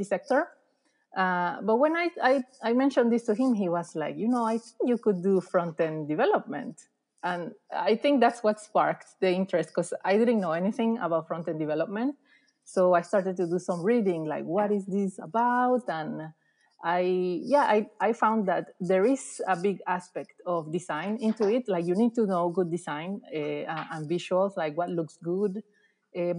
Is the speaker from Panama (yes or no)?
yes; Panama; moved away as an adult; also born or lived in Netherlands / Belgium; now in Sweden; I'm originally from Panama. And in Panama, I did studies on graphic design